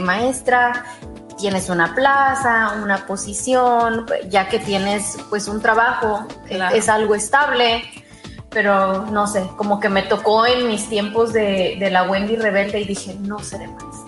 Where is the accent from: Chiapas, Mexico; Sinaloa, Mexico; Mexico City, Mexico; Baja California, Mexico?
Sinaloa, Mexico; Los Mochis; moved away as an adult; also born or lived in Illinois / Monterrey / Guadalajara / Mazatlán; now in United States; nací en Los Mochis, Sinaloa un 21 de febrero del 76